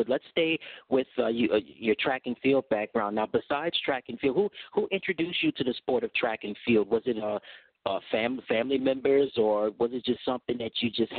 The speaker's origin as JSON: {"language": "English", "country": "United States", "said": "me being American is like we get excited over track and field"}